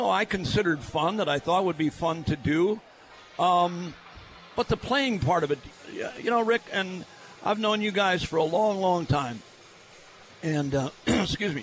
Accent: Milwaukee, Wisconsin, United States; I'm born and raised in Milwaukee

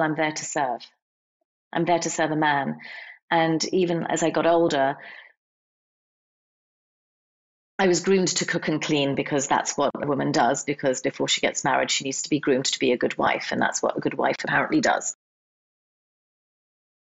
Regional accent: England, United Kingdom; I grew up in England. I didn't grow up in India

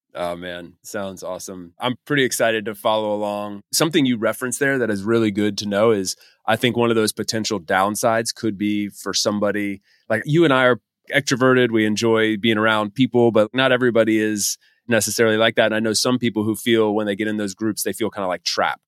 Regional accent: United States; moved away as an adult; as an American guy

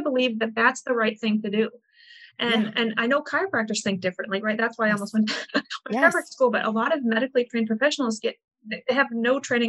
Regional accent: Midwest, United States; I'm from the Midwest, born in the Midwest, raised in what I consider to be a very healthy family

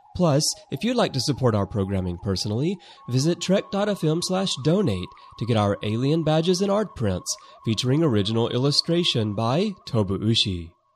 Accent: Alabama, United States; I'm from the South, too. I'm from Alabama

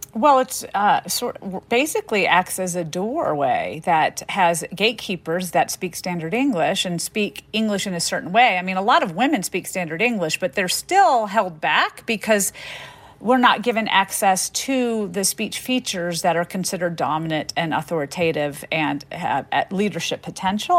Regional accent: the South, United States; growing up in the South with French-speaking parents

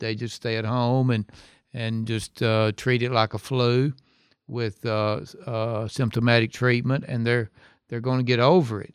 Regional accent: Hohenwald, Tennessee, United States; also born or lived in Memphis, Tennessee; I'm from Hohenwald, which is a small town. That's my hometown.

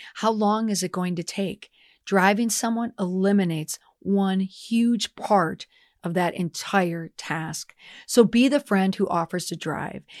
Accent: Minnesota, United States; as a Minnesotan

